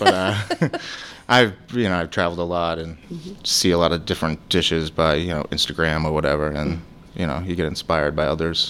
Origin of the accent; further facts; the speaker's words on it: Boston, Massachusetts, United States; accent: Boston; moved away as an adult; also born or lived in Medford, Massachusetts; now in Florida, United States; From Boston. I'm from North End, Boston, Medford as well.